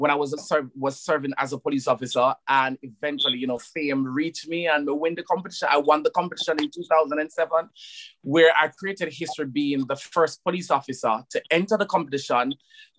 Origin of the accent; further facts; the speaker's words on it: Saint Catherine, Jamaica; moved away as an adult; also born or lived in Spanish Town, Jamaica; now in London, United Kingdom; I'm from Jamaica and I grew up in St. Catherine